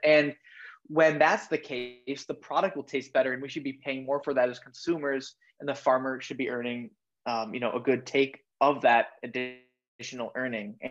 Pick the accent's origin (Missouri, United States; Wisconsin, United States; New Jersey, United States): Wisconsin, United States; Madison; I'm from Madison, Wisconsin